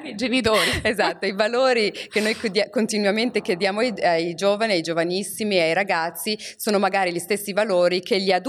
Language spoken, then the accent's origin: Italian; Morocco; io sono africana, sono cresciuta in Marocco e sono cresciuta in una società che anche quando il vicino di casa ti vedeva fare qualcosa di brutto, aveva, essendo un adulto, aveva il diritto e il dovere di rimproverarti.